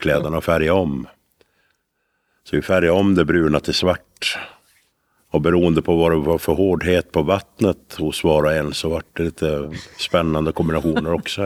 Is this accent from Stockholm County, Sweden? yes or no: no; Älvdalen, Dalarna County, Sweden; vi kommer från Älvdalen